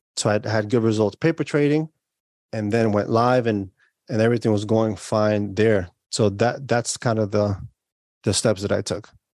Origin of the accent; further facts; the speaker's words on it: New York, United States; I was born and raised in New York